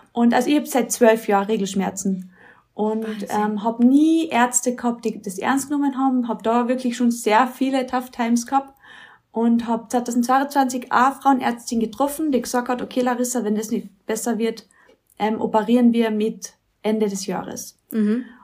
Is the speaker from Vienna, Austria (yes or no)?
no; Mölltal, Carinthia, Austria; now in Villach, Austria; Ich bin aus Kärnten, also so wie die Betty A, aber halt von ganz oben, aus dem Mölltal